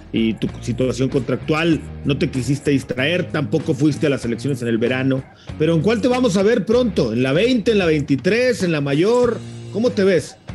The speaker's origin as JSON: {"language": "Spanish", "country": "Mexico", "said": "como, como un mexicano más."}